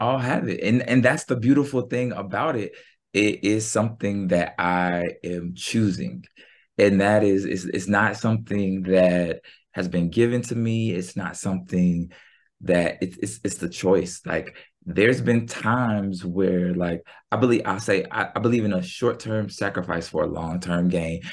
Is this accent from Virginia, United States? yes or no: yes; Norfolk, Virginia, United States; moved away; also born or lived in Philadelphia; I grew up in Norfolk, Virginia